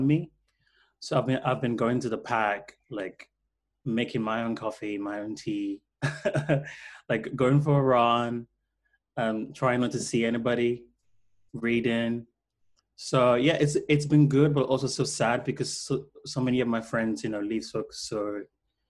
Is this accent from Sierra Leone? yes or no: yes; Freetown, Western Area, Sierra Leone; now in London, United Kingdom; I was born in Freetown to a very poor family. So we didn't really have, like TV.